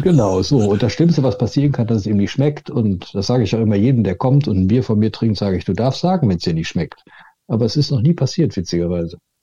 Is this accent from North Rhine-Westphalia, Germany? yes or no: yes; near Cologne, North Rhine-Westphalia, Germany; aus der Nähe von Köln.